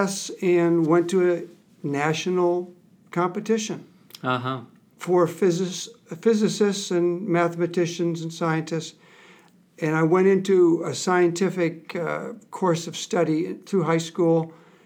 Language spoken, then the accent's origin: English; Michigan, United States; now in Nebraska, United States; I grew up in Michigan, which is an outdoor kind of state